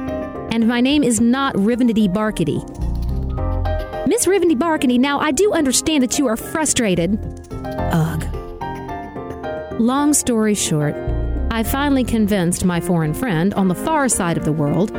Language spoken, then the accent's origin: English; the South, United States; I'm from the South, where when we say, "The phone line's down and y'all need to get a truck over here to put it back up,"